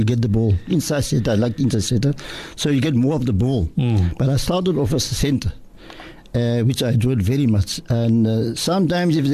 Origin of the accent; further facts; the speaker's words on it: Cape Town, Western Cape, South Africa; I grew up in Cape Town. I was born in 1949 at number 13 Baton Street, Cape Town